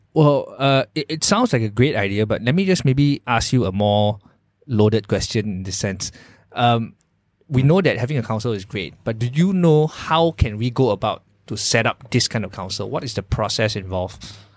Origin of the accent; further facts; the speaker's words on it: Malaysia; as a Malaysian employer